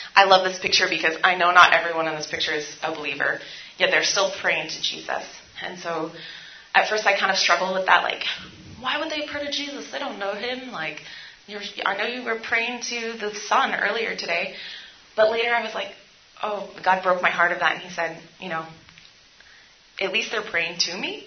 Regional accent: San Francisco, California, United States; also born or lived in India; I'm from San Francisco, and we have a really large homeless population.

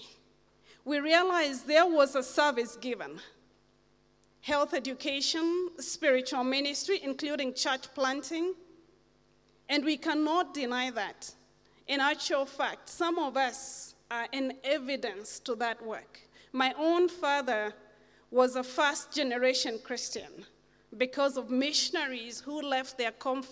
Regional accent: Makueni County, Kenya; I was brought up in Makueni, which is on the eastern part of this nation.

